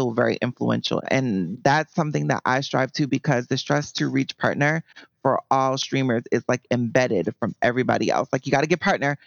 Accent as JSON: {"language": "English", "region": "New York", "country": "United States", "moved": "yes", "lives_now": "Philadelphia, United States", "said": "I'm from New York"}